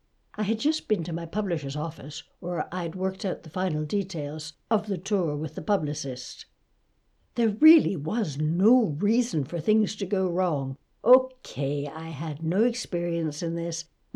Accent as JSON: {"language": "English", "town": "Toronto", "region": "Ontario", "country": "Canada", "tie": "born or raised there", "moved": "yes", "said": "I grew up in Toronto but left long ago. It's quite an experience coming back to a place you once knew."}